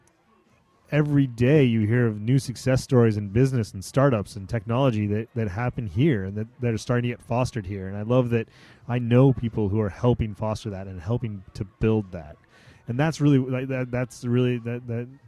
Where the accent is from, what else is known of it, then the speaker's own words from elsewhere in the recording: United States; also born or lived in New Haven, Connecticut; now in Toronto, Canada; growing up in the States